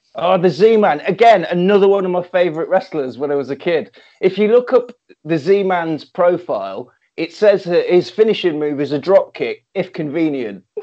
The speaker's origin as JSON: {"language": "English", "town": "Coventry", "region": "West Midlands", "country": "United Kingdom", "said": "I'm from Coventry."}